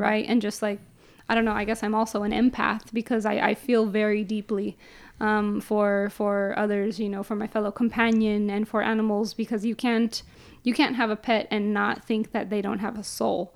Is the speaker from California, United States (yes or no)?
yes; San Jose, California, United States; born and raised downtown San Jose.